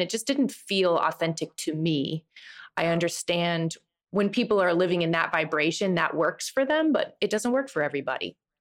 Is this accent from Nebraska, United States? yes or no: yes; Nebraska, United States; moved away as an adult; also born or lived in Boston; I'm from Nebraska